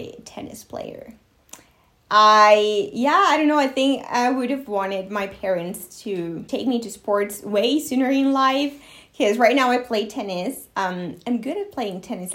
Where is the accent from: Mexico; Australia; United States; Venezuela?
Mexico; first language Spanish; English is a second language; we're both Mexican.